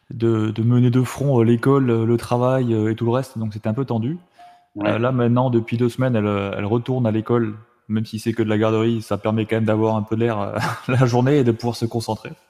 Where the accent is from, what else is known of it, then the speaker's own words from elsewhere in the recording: Tarbes, Occitania, France; also born or lived in Saumur, France / Metz, France; Alors moi je viens de Tarbes, donc du sud-ouest de la France.